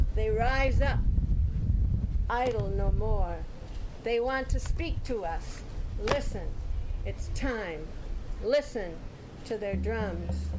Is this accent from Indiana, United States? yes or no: no; Holland, Michigan, United States; I grew up in Holland, Michigan, wearing wooden shoes raised on boiled potatoes and cabbage